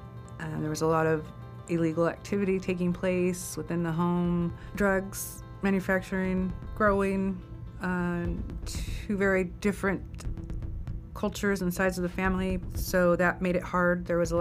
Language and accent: English; California, United States; I grew up in the Inland Empire and up the Central Coast.